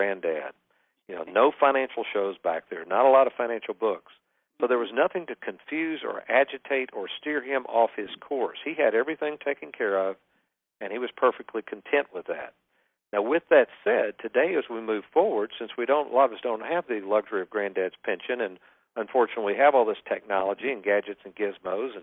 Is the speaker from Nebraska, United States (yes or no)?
no; Lexington, Kentucky, United States; I grew up in Lexington, Kentucky